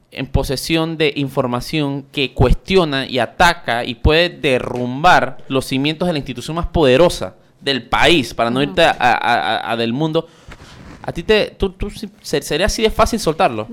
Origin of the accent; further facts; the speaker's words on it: Panama; eso está prácticamente impregnado en nuestro ADN como panameños